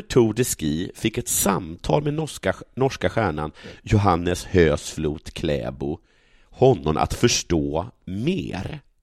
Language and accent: Swedish; Sågmyra, Dalarna County, Sweden; en by bredvid Sågmyra, där jag kommer ifrån